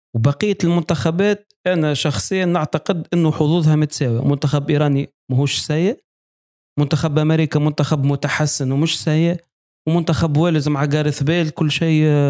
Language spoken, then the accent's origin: Arabic; Tunisia; accent: Tunisian; بلهجتنا ال- ال- ال- التونسية